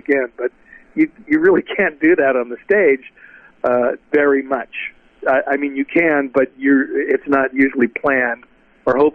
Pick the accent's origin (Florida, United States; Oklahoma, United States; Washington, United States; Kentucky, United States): Washington, United States; Seattle; I grew up in Seattle